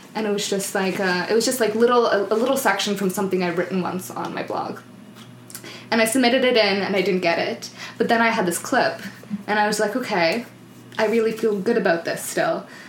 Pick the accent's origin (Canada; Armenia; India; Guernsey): Canada; the Maritimes; English is a second language; moved away as an adult; also born or lived in New Brunswick; now in Vancouver, Canada; I'm from the Maritimes.